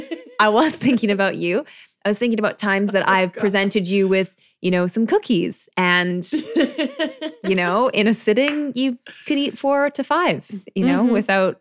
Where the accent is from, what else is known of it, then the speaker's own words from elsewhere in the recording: Canada; I'm not really sure because, I'm Canadian.